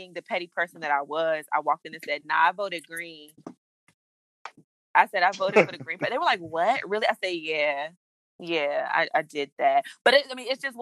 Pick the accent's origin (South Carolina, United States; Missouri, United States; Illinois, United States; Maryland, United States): Maryland, United States; Prince George's County; I grew up in Prince George's County